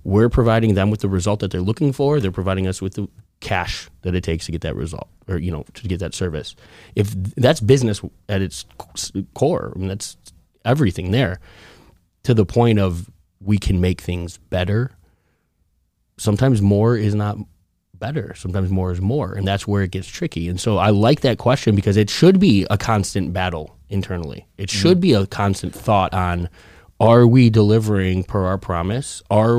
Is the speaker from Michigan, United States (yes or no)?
no; Chicago, Illinois, United States; I'm from Chicago.